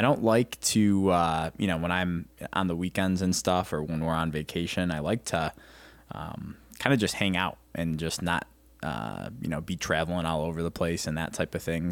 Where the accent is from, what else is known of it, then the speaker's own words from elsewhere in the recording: Rochester, New York, United States; now in Ohio, United States; growing up in Rochester, New York, upstate New York, um, about hour and a half from the Canadian border, hockey was huge